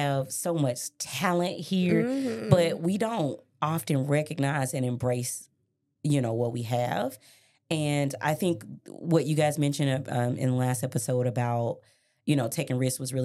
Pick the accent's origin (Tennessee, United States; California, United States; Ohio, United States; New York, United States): Tennessee, United States; Memphis; also born or lived in Miami, Florida / Colorado; I grew up in Westwood